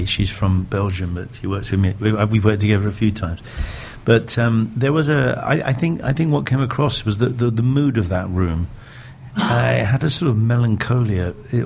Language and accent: English; England, United Kingdom; also born or lived in London; as an Englishman from the United Kingdom